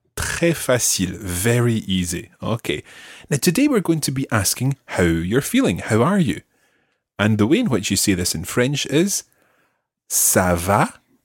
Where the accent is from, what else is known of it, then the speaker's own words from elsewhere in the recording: Scotland, United Kingdom; we are Scottish